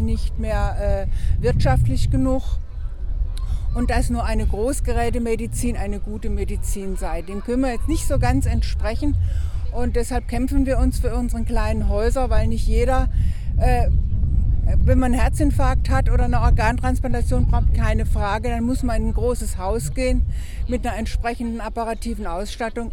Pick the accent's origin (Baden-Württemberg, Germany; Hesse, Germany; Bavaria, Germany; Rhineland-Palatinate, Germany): Baden-Württemberg, Germany; Oberkirch; ich bin gar nicht aus Kehl, ich bin aus Oberkirch